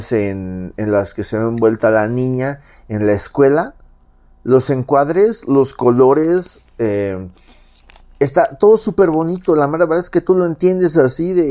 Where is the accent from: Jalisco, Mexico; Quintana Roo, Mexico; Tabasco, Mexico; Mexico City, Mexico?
Mexico City, Mexico